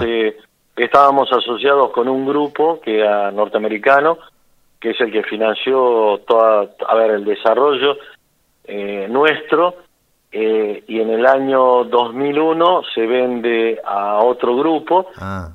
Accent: Martínez de Hoz, Buenos Aires, Argentina; moved away as an adult; yo soy de Martínez de Oz, que es un pueblito de mil habitantes

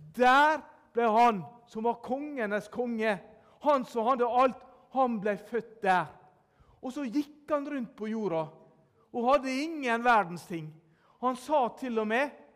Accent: Sunnmøre, Møre og Romsdal, Norway; jeg er sunnmøring.

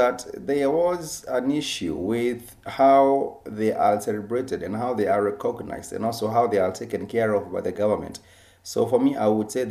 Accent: Kenya; our Kenyan people

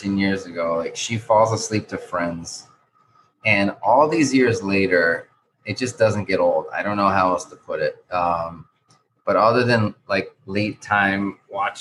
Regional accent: New Mexico, United States; now in Miami, United States; Like I'm from New Mexico, right?

